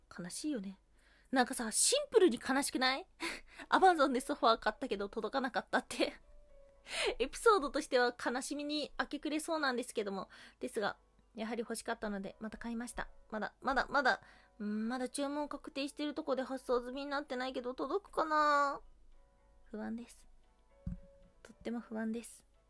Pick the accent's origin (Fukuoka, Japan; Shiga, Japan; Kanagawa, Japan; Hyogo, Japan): Hyogo, Japan; 兵庫県出身なので、徳島とか香川って言われると、ちょっと近い感じがあるんですよ